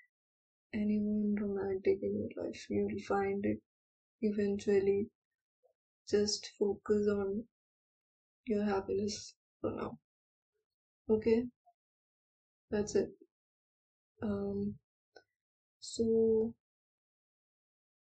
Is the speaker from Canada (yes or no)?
no; India; I'm Indian